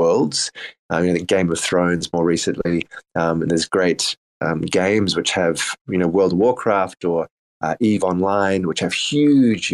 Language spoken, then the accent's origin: English; South Africa; I grew up in South Africa